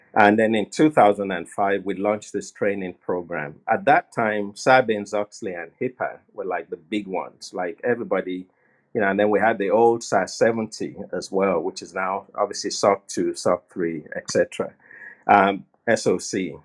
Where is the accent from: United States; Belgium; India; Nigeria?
Nigeria; moved away; I was born and raised in Nigeria